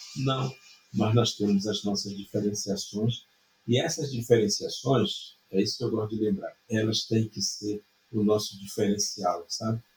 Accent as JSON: {"language": "Portuguese", "country": "Brazil", "said": "nós indígenas somos indígenas, somos brasileiros plenos"}